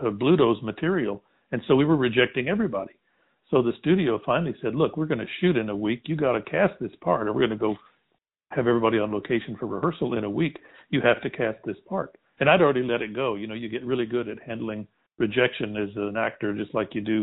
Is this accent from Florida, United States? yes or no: no; Texas, United States; I also was born and raised in Texas